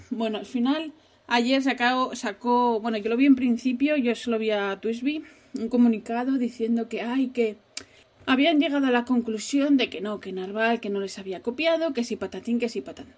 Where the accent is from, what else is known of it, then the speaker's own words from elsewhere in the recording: Asturias, Spain; la primera vez que yo fui de vacaciones fuera de Asturias, yo tenía 12 años